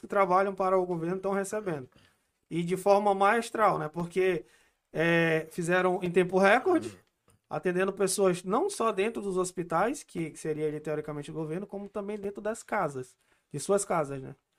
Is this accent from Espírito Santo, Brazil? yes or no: no; Amazonas, Brazil; eu sou da Amazonas